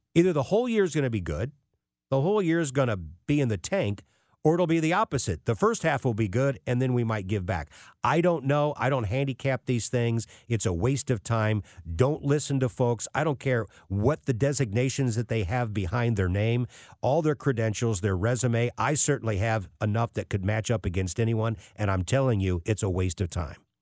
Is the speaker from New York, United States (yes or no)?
no; St. Louis, Missouri, United States; As a Saint Louis kid growing up in North County